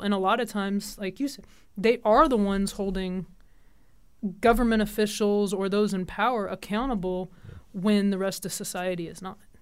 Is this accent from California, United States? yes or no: no; Kansas, United States; moved away as an adult; also born or lived in Jackson, Tennessee; I grew up in Kansas